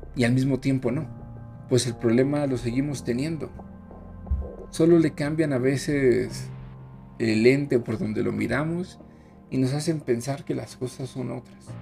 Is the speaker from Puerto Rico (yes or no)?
no; Mexico; así somos los mexicanos